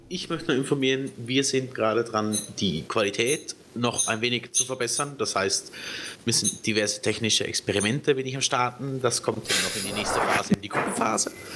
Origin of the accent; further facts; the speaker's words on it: Switzerland; ich bin ja Schweizer